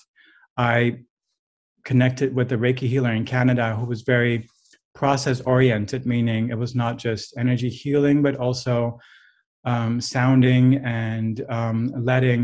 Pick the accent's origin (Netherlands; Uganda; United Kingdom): Netherlands; moved away; I'm from a culture where that's not normal. I'm from the Netherlands